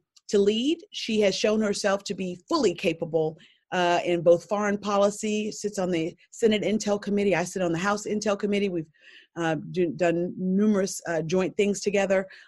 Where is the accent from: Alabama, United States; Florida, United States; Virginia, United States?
Alabama, United States; Selma; growing up in Selma, Alabama, and a life member of Brown Chapel AME Church